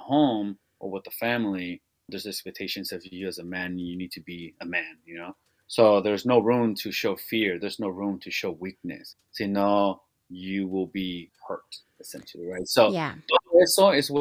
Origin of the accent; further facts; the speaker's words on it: Salinas, California, United States; growing up in Salinas and being born and raised on the east side of Salinas